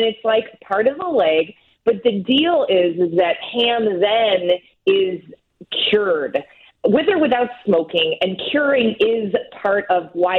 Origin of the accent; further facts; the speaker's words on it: United States; since I'm American